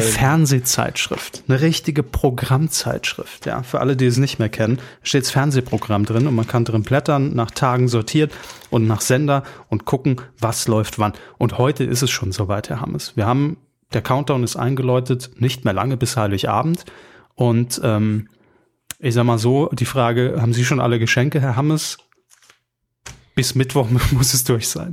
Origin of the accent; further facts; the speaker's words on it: Saarland, Germany; wir aus dem Saarland kommen